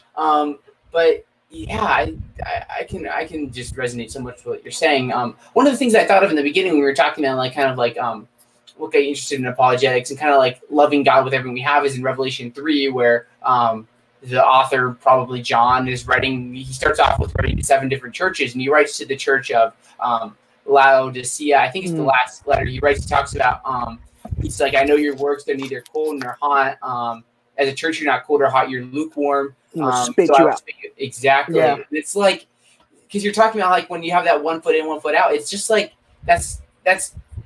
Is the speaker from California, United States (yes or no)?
no; State College, Pennsylvania, United States; my hometown is the home of one of the biggest party schools in the nation, Penn State University